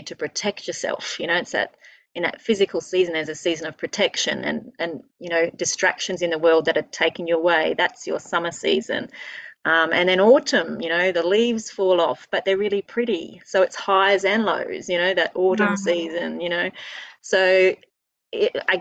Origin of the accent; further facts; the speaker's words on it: Queensland, Australia; I'm a Queenslander, born and bred